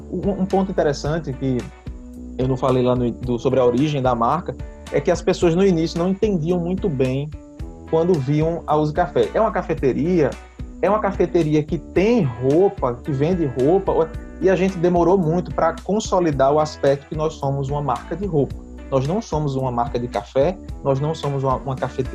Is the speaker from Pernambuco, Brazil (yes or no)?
yes; Recife, Pernambuco, Brazil; nós somos de Recife